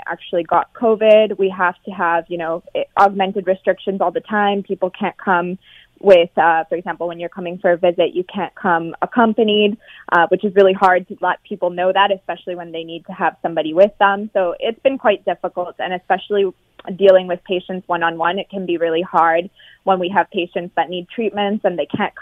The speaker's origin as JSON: {"language": "English", "town": "London", "region": "Ontario", "country": "Canada", "tie": "born or raised there", "moved": "as an adult", "lives_now": "Spain", "said": "So I'm Canadian. I'm actually from London, Ontario, born and raised"}